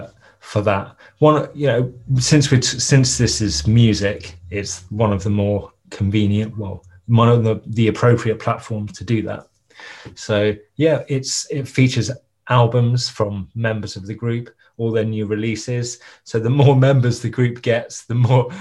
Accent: Ipswich, East of England, United Kingdom; I'm from Ipswich, and I was a teenager in the 90s.

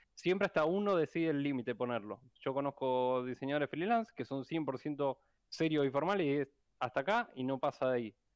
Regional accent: Rosario, Santa Fe, Argentina; algunos programadores somos acá de Rosario

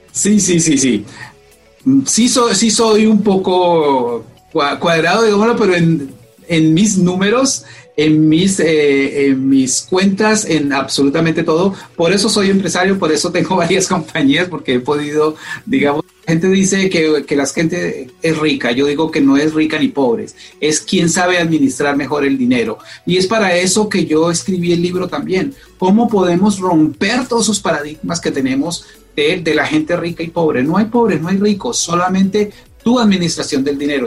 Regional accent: Colombia; moved away as an adult; now in United States; soy, soy colombiano, soy colombiano

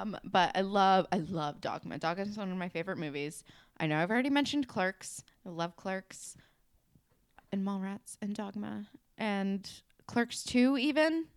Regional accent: New Jersey, United States; I'm from New Jersey

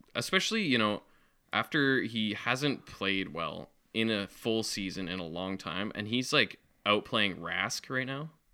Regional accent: Western Canada, Canada; we're from the West

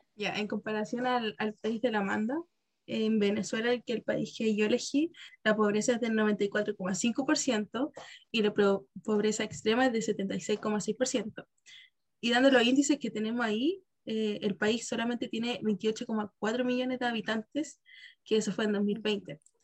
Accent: Chile; nosotros como chilenos decimos que nuestra calidad de vida es mala

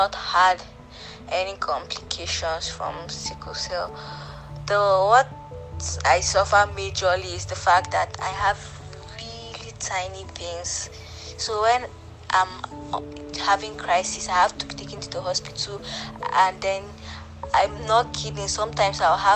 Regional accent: Nigeria; I'm a Nigerian. I reside in Abuja.

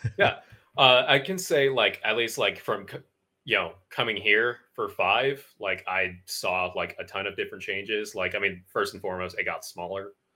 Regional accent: Connecticut, United States; moved away; I grew up in Connecticut

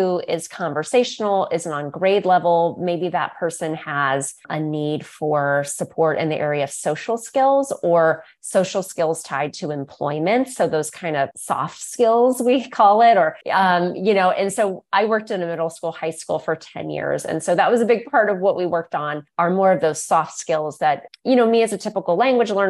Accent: Northeast Ohio, United States; my private practice here in my hometown here in Northeast Ohio

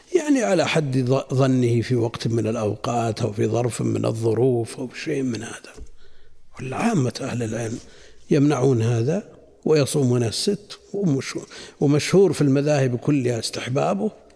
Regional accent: Najd, Saudi Arabia; عندنا في نجد

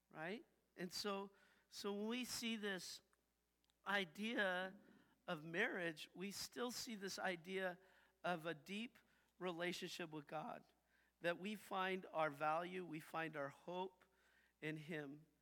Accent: United States; I I grew up saying that I was Christian because I'm American

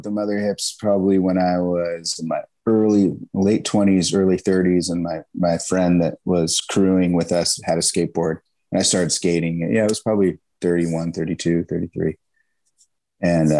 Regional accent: Marin County, California, United States; also born or lived in San Francisco, California / Chico, California; I was born in San Francisco, and I lived most of my time in Marin County.

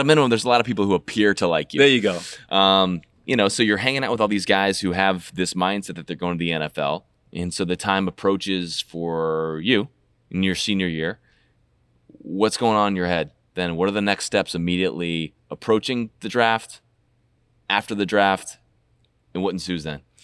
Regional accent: Virginia, United States; Again, I'm from Virginia

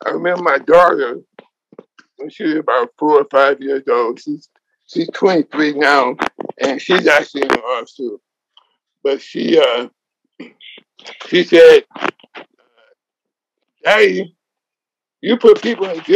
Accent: Oakland, California, United States; now in Los Angeles, United States; I live in Los Angeles, California, and was born and raised in Oakland. But I've been down in Southern California for the last 45 years.

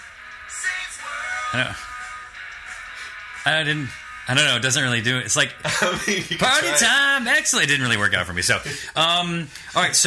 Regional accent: New York, United States; I was born in New York.

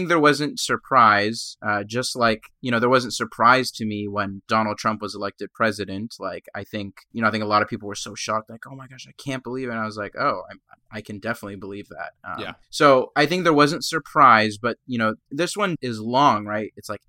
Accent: Egypt; born there; moved away; I'm a person of color. I was an immigrant. I was born in Egypt, but I'm not black.

